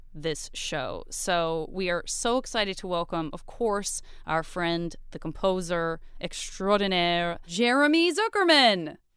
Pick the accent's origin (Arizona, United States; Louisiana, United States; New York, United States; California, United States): Arizona, United States; Tucson; I'm a kid from Tucson